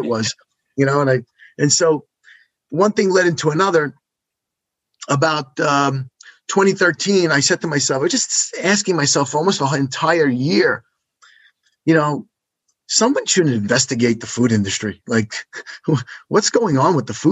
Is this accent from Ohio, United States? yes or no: no; New York City, New York, United States; I grew up in Brooklyn, New York.